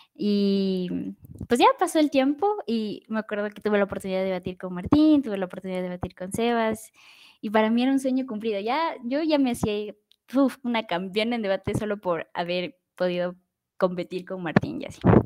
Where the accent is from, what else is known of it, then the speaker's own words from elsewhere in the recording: Ecuador; soy ecuatoriana